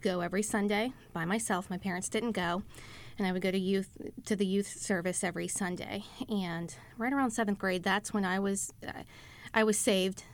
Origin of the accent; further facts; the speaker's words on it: Texas, United States; also born or lived in Pittsburgh, Pennsylvania (family origin); We're from the Pittsburgh area, but moved to Texas after they got married